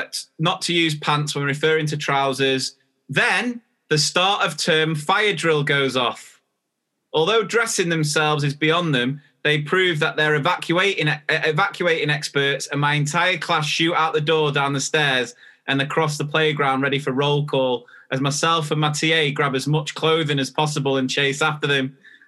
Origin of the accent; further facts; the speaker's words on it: Australia; now in England, United Kingdom; I'm an Australian living in England. In Australia, we call pants your knickers